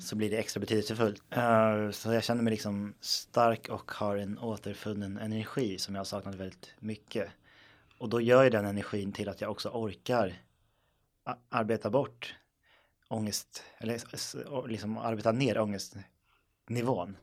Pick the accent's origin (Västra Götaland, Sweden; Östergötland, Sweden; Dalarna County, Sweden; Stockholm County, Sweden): Stockholm County, Sweden; Stockholm; jag är uppväxt i Stockholm